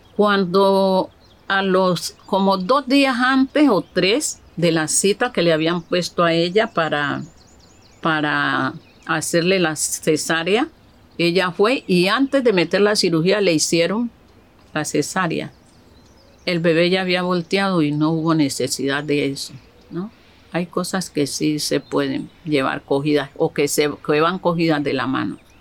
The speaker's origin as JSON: {"language": "Spanish", "town": "Buenaventura", "region": "Valle del Cauca", "country": "Colombia", "tie": "born or raised there", "said": "nací aquí en Buenaventura, Valle del Cauca"}